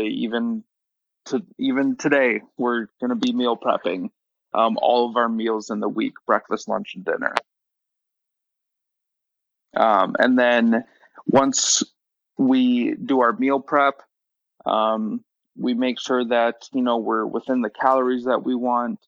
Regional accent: Midwest, United States; I'm from the Midwest, so your normal steak and or meat and potatoes

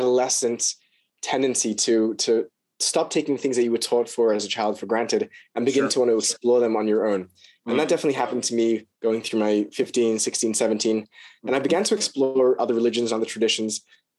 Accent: Sydney, New South Wales, Australia; All right. So I was born in Sydney, Australia. My dad's American, which is why my accent is not fully Australian. I was born into a Hasidic family. My parents were sent to Sydney, actually

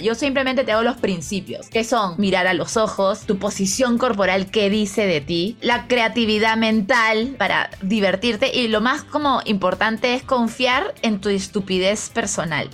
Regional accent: Peru; now in Mexico; yo no soy de la sierra, pero sí le tengo mucho amor a mi patria. Y es más, soy la peruana que no parece peruana

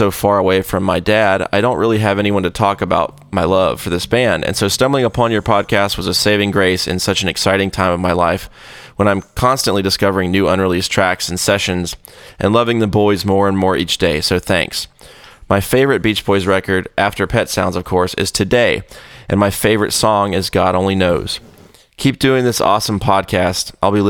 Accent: England, United Kingdom; moved away; Then in December, I flew back to my home country of England to visit my dad

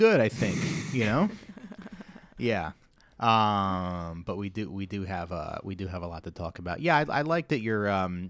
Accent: Hamilton, New Jersey, United States; Yeah, I'm from Hamilton.

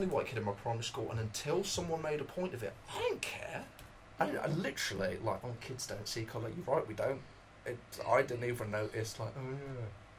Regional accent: Birmingham, West Midlands, United Kingdom; Oh, I'm from Handsworth.

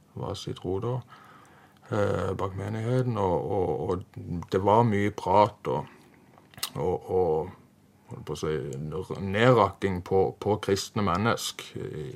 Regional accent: Farsund, Agder, Norway; Jeg er oppvokst i Farsund, eller Spinn, nærmere sagt

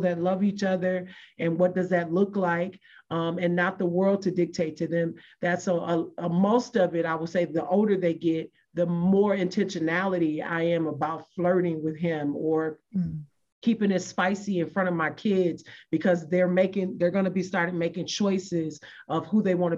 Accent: Michigan, United States; moved away; I'm from Michigan. And so I have to go back to Michigan every now and then.

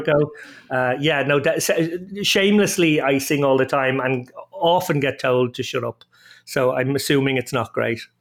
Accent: Dublin, Leinster, Ireland; I'm an Irishman, uh, born and reared in Dublin.

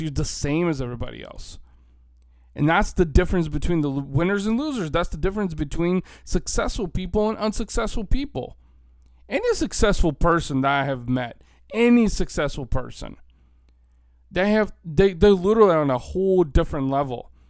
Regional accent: Bulgaria; now in United States; I'm an Eastern European. I was born in Bulgaria. My family immigrated to the United States almost thirty years ago now.

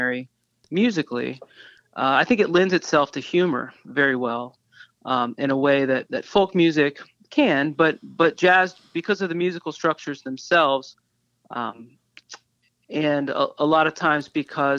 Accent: New Orleans, Louisiana, United States; I am from New Orleans and I grew up there

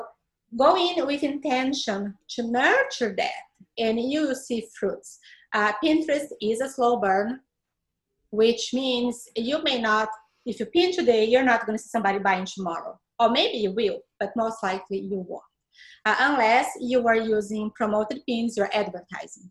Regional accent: Brazil; English is a second language; moved away as an adult; now in Tampa Bay, United States; I am from Brazil, was raised in Brazil all my life

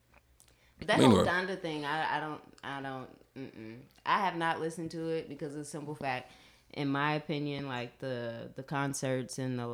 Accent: Atlanta, Georgia, United States; moved away as an adult; now in Nashville, United States; I am from Atlanta, Georgia. I graduated from the Reedan High School.

